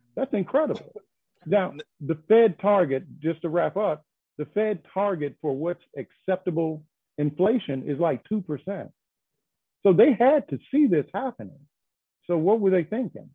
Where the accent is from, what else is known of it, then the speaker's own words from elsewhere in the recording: Arkansas, United States; now in North Carolina, United States; my home state, Arkansas